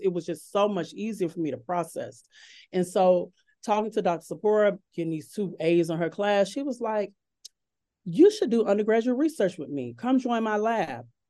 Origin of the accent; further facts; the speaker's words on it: Chicago, Illinois, United States; moved away as an adult; now in Oak Ridge, United States; I'm originally from Chicago, Illinois